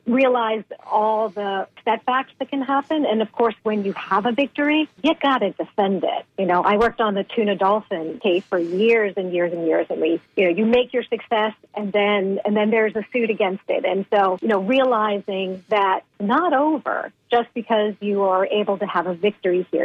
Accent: Boston, Massachusetts, United States; I grew up in in New England, Boston mm. area

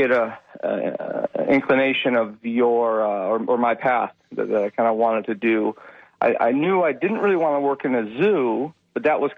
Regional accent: Michigan, United States; I grew up in Michigan.

